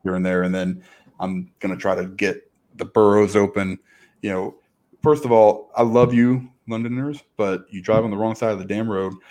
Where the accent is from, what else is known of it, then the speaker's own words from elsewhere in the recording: Chicago, Illinois, United States; I'm from Chicago